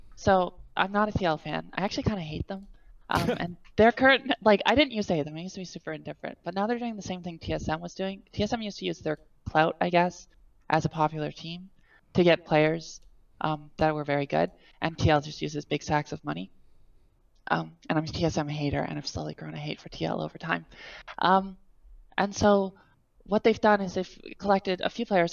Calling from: Canada; I'm calling from Canada.

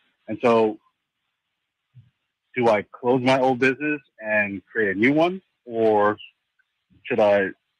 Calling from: New Jersey, United States; I'm calling from New Jersey.

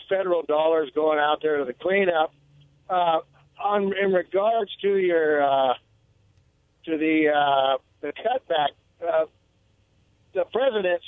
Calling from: Pasco, Washington, United States; calling from North Pasco.

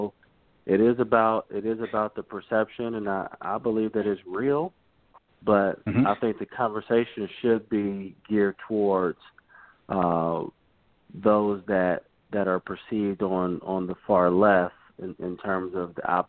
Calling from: Charlotte, North Carolina, United States; I'm calling from Charlotte, North Carolina.

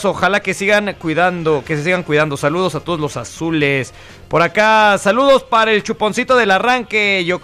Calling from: San Luis Río Colorado, Sonora, Mexico; de San Luis Río.

